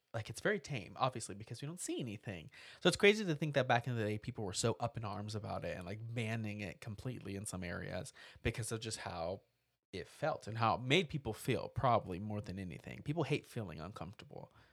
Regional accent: United States; I grew up near Texas. I was there, like, all the time.

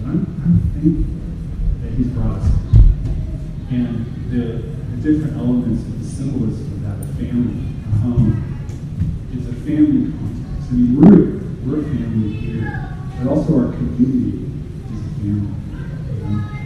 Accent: Oregon, United States; moved away; I'm from Oregon

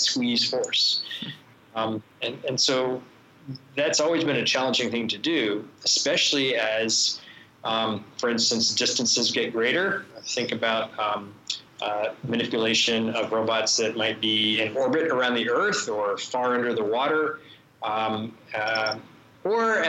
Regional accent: Florida, United States; also born or lived in Boston; now in Illinois, United States; I grew up in Florida. I went to school in Boston.

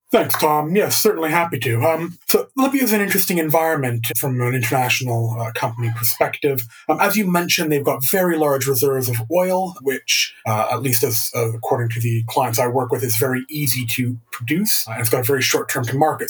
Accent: Canada; as a Canadian

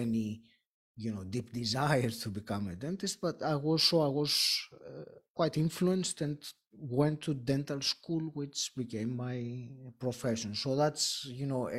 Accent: Greece; moved away as an adult; now in United Kingdom; I did grow up in Greece, my home country

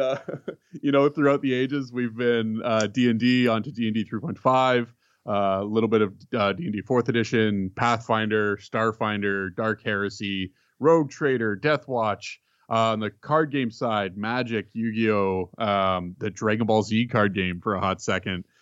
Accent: Canada; I'm Canadian. Um, I had moved across the country, uh, when I was nine years old

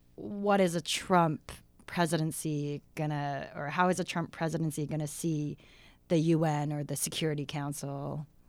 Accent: Canada; as Canadians

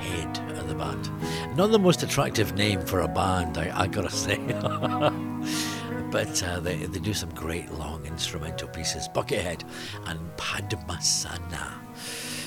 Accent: Glasgow, Scotland, United Kingdom; being a Glaswegian

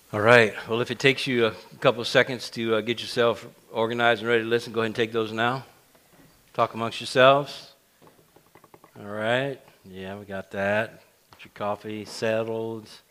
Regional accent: South Louisiana, United States; now in Central Louisiana, United States; where I grew up in South Louisiana

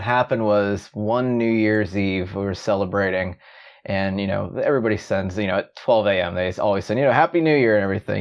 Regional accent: Pittsburgh, Pennsylvania, United States; I'm from Pittsburgh, Pittsburgh, Pennsylvania

